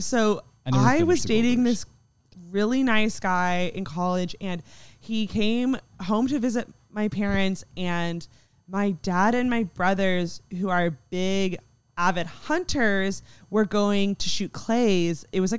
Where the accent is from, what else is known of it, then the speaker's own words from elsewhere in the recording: Texas, United States; we're all from Texas.